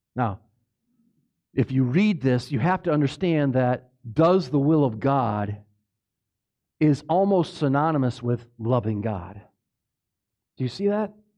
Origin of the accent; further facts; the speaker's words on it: Minnesota, United States; I grew up in Minnesota, that's my, been my life